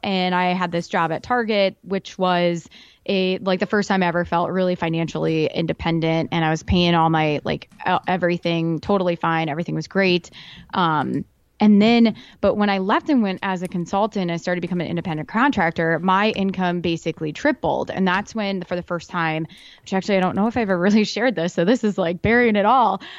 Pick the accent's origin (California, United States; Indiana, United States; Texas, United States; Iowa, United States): Iowa, United States; I'm from Iowa